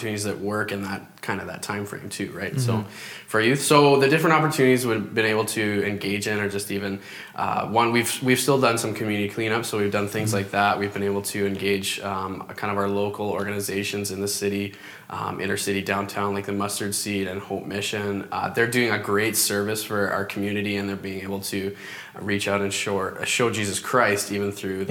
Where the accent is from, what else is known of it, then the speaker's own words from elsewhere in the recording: Parry Sound, Ontario, Canada; moved away as an adult; I'm actually from Ontario, born and raised there